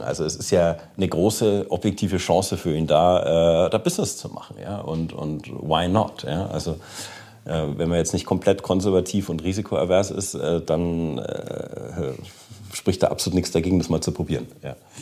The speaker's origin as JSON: {"language": "German", "country": "Germany", "said": "selber als Deutscher"}